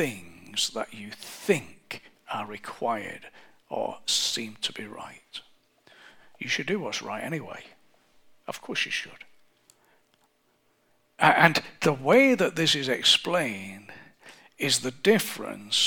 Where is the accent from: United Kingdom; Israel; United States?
United Kingdom; England; I'm English